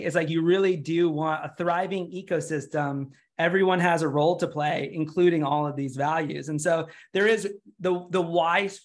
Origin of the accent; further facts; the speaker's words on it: United States; I'm from the United States